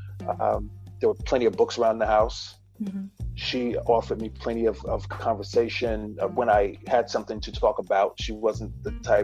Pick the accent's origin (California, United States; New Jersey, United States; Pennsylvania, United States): New Jersey, United States; Newark; also born or lived in Baltimore; now in Redondo Beach, United States; I'm from Newark, New Jersey. I lived in Baltimore for about a decade